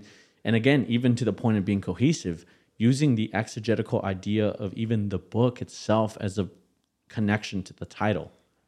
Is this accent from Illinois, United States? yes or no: no; Kenosha, Wisconsin, United States; my mind runs back to the church I grew up in Kenosha, Wisconsin, right?